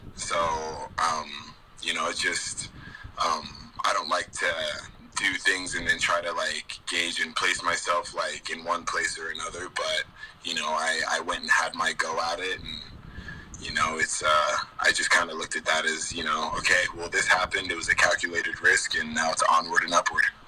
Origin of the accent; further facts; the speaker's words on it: Cedar City, Utah, United States; I was born and raised in Cedar City, Utah